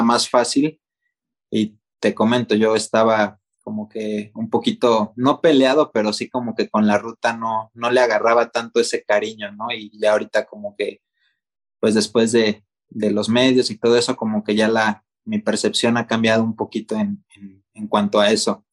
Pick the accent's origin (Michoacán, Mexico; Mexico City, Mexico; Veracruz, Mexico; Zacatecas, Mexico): Michoacán, Mexico; Morelia; ahí en, en Morelia, de donde yo soy